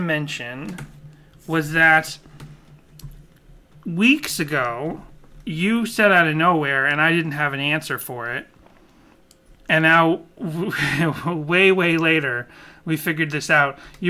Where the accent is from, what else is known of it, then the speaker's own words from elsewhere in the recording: Boston, Massachusetts, United States; I grew up in Boston, and I was shocked to learn that Christian Science started in Boston, and I'm from Boston